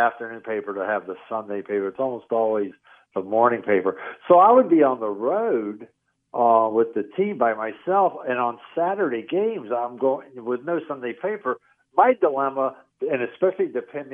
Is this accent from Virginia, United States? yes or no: yes; Richmond, Virginia, United States; moved away; I grew up in Richmond, Virginia